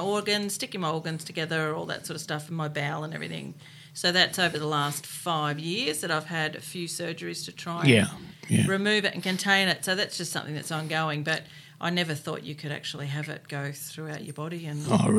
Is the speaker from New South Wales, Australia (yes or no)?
no; Emerald, Victoria, Australia; also born or lived in Selby, Victoria; In the Nongs. I grew up in Selby during my primary school years, and then we headed up to Emerald for my high school years